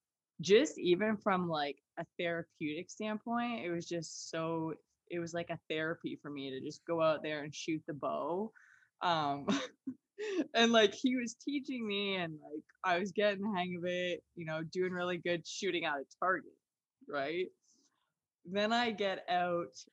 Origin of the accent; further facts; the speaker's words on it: Ontario, Canada; now in Michigan, United States; I'm from Ontario